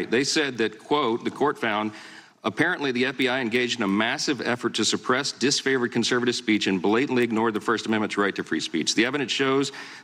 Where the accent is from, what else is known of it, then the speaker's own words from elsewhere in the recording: Louisiana, United States; my home state of Louisiana